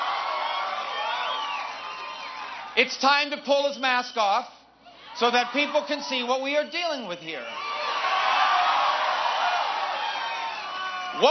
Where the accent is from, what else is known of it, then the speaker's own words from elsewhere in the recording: Florida, United States; in Florida, my home state